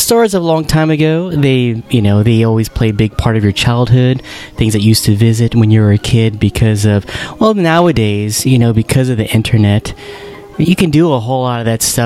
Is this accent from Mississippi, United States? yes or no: no; New Jersey, United States; we're both from New Jersey